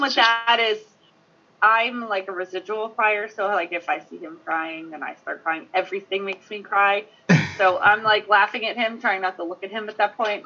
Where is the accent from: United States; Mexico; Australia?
United States; New Jersey; moved away as an adult; now in New Hampshire, United States; am from South Jersey. Okay, I moved to New Hampshire like 10 years ago, and I live in the middle of nowhere in New Hampshire now